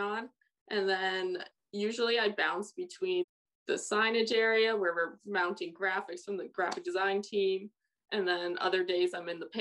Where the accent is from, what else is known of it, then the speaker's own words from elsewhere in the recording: Connecticut, United States; also born or lived in Miami, United States; now in Las Vegas, United States; growing up in Connecticut